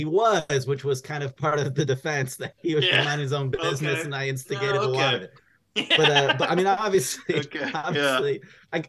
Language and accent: English; Buffalo, New York, United States; Upstate, I'm from Buffalo.